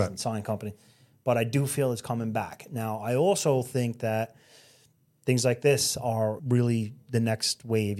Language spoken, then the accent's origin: English; New York City, New York, United States; growing up in Brooklyn and Staten Island, this is my home and this is what I know